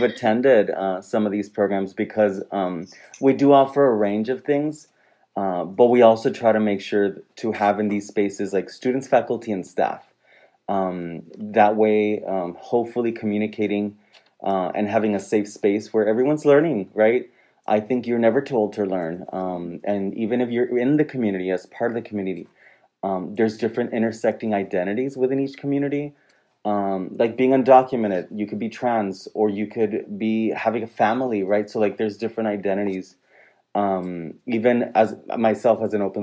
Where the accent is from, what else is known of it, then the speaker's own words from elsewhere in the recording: Rio Grande Valley, Texas, United States; moved away as an adult; I'm originally from the Valley. I left for several years and then came back